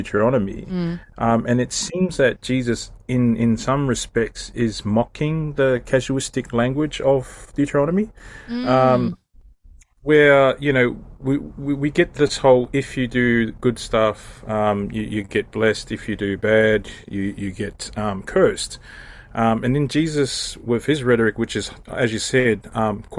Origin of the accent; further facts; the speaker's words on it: Australia; now in Samoa; I'm back in Samoa now, but I'm like, as also an Australian